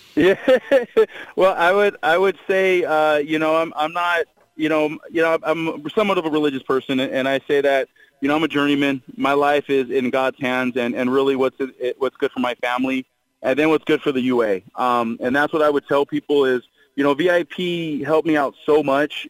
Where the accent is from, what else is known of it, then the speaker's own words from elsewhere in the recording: Long Beach, California, United States; growing up in Long Beach, California